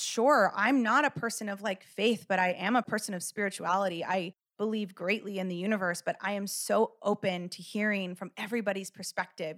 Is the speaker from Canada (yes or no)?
no; Los Angeles, California, United States; I grew up in Los Angeles